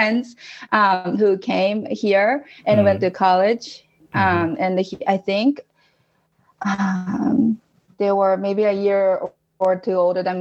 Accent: Japan; English is a second language; moved away as an adult; now in Utah, United States; born and raised in Japan, and I left Japan when I was 21, I think. And it's been about 11 years since I moved to the States from Japan.

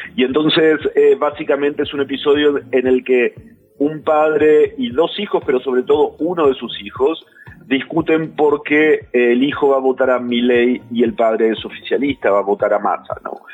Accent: Argentina; soy argentino

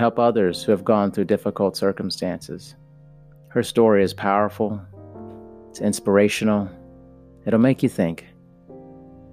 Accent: United States; I'm American

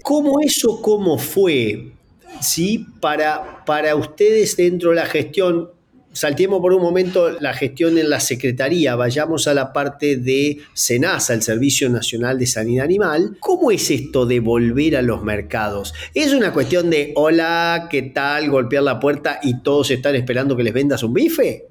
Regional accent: Gualeguaychú, Entre Ríos, Argentina; soy de Argentina, nací en un lugar llamado Gualeguaychú, en la provincia de Entre Ríos

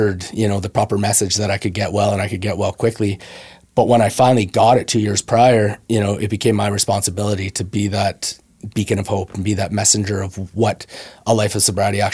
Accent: Brooks, Alberta, Canada; I grew up around in Brooks, Alberta

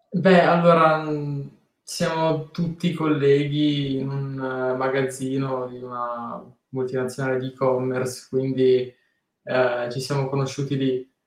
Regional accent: Tortona, Piedmont, Italy; A Tortona, perché sono di Tortona, eh, ah. chiaramente sono solamente nato lì.

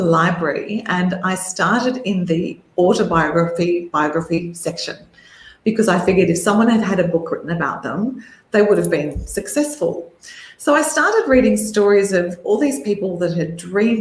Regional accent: Melbourne, Victoria, Australia; when I was growing up in Melbourne, Australia

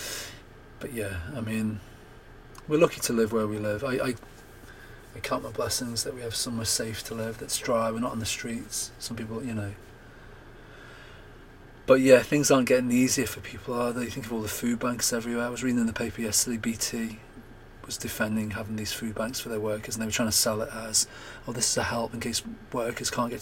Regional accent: United Kingdom; we're brought up as British, English, whatever, Scottish, Welsh

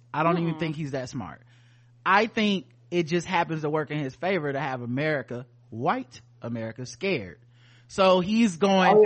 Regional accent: United States; as an American

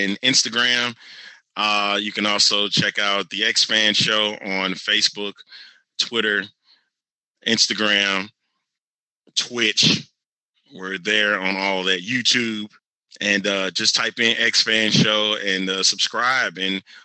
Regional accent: St. Louis, Missouri, United States; now in Houston, United States; Battlehawks is probably where it's going to be at, because that's my hometown team

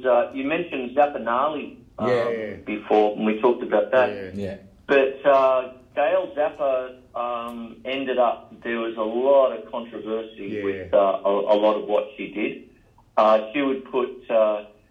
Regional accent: Melbourne, Victoria, Australia; I grew up in the Dan O'Connell Hotel, you know, sort of thing with Dad

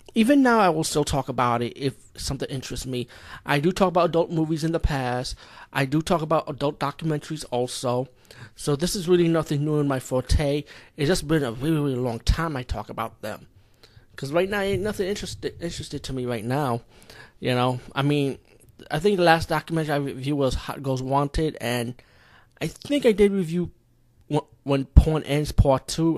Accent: India; as being Indian

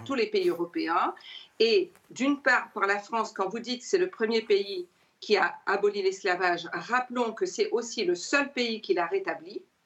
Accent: Réunion; Moi, je suis réunionnaise

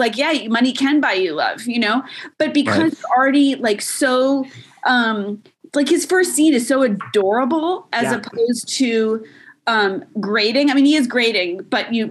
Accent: New England, United States; growing up in New England

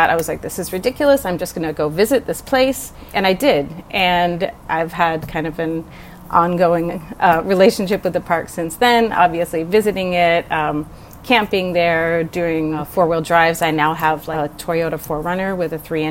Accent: Shenandoah Valley, Virginia, United States; moved away as an adult; now in Los Angeles, United States; I grew up in Virginia, in the very idyllic Shenandoah

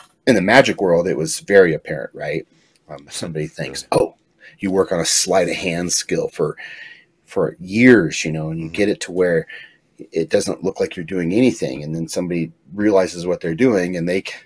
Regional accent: Pueblo, Colorado, United States; I'm from Pueblo, Southern Colorado.

